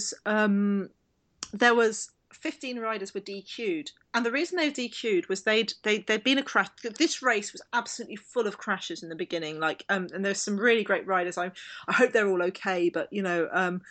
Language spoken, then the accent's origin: English; London, United Kingdom; I grew up in South East London